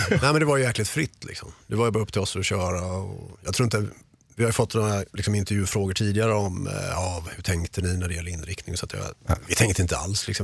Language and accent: Swedish; Mölndal, Västra Götaland, Sweden; moved away as an adult; also born or lived in Gothenburg; de flesta gamla polare är ju kvar i Göteborg eller Mölndal, där jag är ifrån